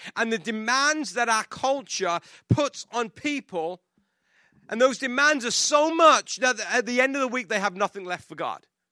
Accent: England, United Kingdom; moved away; I grew up in England

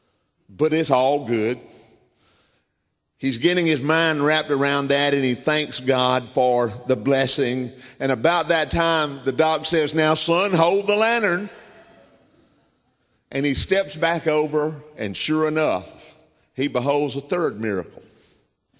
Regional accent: Southern United States, United States; accent: Southern; I'm a Southerner. I tell people I'm bilingual. I speak English and Southern, and Southern's my native tongue

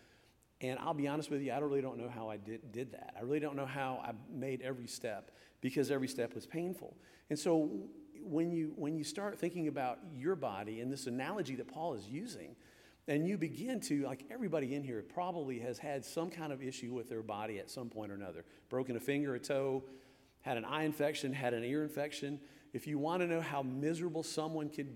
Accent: Michigan, United States; moved away; I was born in Michigan.

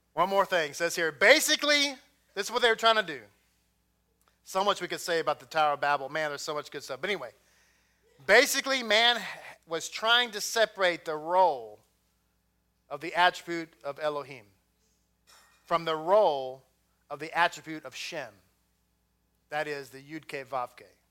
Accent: Texas, United States; I'm from Texas

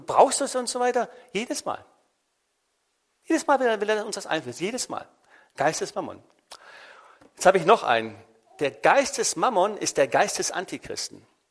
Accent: Germany; bei uns in Deutschland

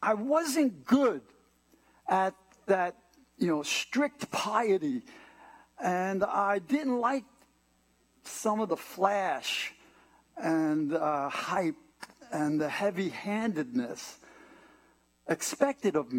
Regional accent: New York City, New York, United States; Born and raised in New York City. You can tell by the way I talk.

